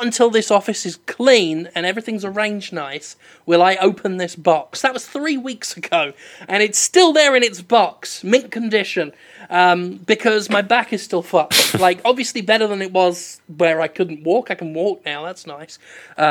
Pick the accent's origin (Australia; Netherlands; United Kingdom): United Kingdom; England; I'm too English